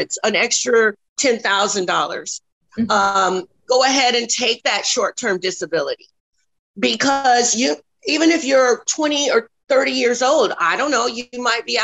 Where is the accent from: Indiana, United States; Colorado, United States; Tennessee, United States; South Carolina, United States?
Colorado, United States; Denver; now in Texas, United States; I'm originally from Denver, Colorado